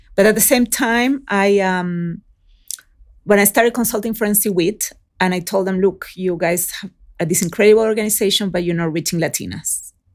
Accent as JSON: {"language": "English", "country": "Chile", "tie": "born or raised there", "also_born_or_lived": "Oakland, California", "moved": "yes", "said": "I was raised in Chile"}